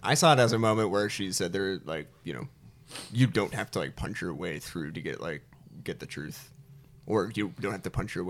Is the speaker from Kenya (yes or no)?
no; College Station, Texas, United States; I'm from Bryan Collins Station.